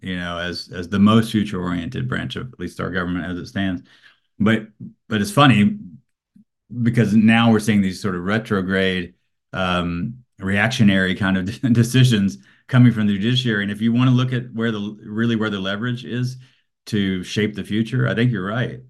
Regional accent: Alabama, United States; I grew up in Alabama

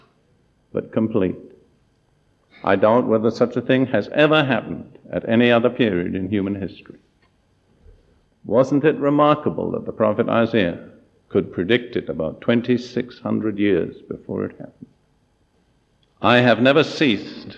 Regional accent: United Kingdom; moved away as an adult; also born or lived in Palestine; my background, I'm totally British

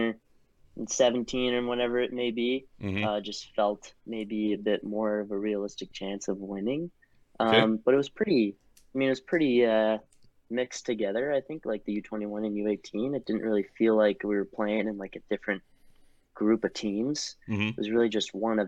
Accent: Briarcliff Manor, New York, United States; Grew up Briarcliff Manor, New York, curling out of the Ardsley Curling Club

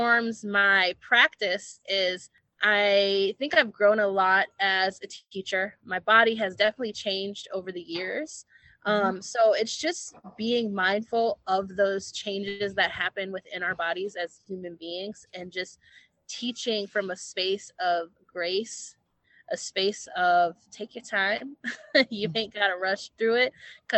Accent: Minneapolis, Minnesota, United States; moved away; I'm originally from Minneapolis and I come from a community of like a lot of community organizers

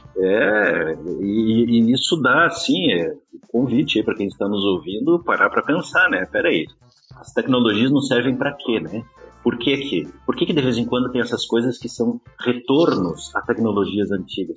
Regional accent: Rio Grande do Sul, Brazil; moved away; eu sou gaúcho de nascimento

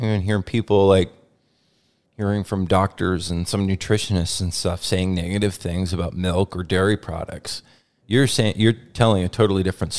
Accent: Lynden, Washington, United States; based right in the town where I grew up in Linden

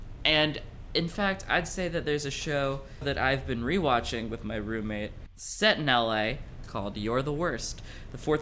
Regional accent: New York, United States; moved away as an adult; now in Los Angeles, United States; as a New Yorker who moved to LA recently

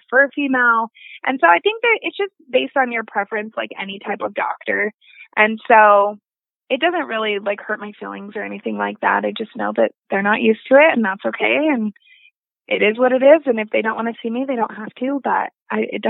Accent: Utah, United States; being able to stay in Utah, being able to go in my home state where I have residents

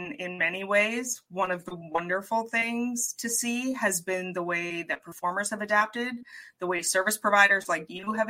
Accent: Canada; I am a Canadian

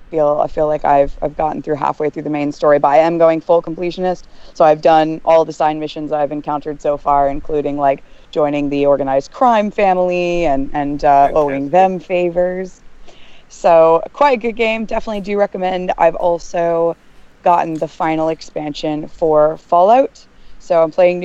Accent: United States; now in United Kingdom; I'm an American expat.

